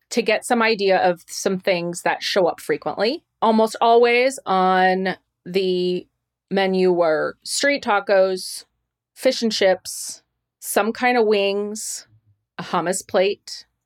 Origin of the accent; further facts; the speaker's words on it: Tucson, Arizona, United States; I'm from Tucson.